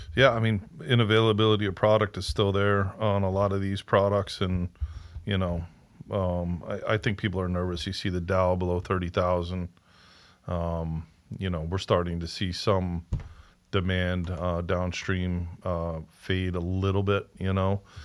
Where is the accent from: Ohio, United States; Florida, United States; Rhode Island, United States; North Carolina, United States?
Rhode Island, United States; we're also from Rhode Island, so a twenty minute drive